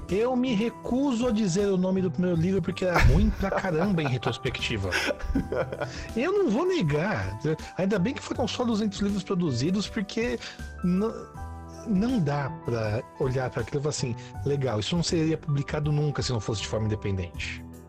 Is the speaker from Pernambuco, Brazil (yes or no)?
no; Santo André, São Paulo, Brazil; eu sou de Santo André, na Grande São Paulo, nascido e crescido aqui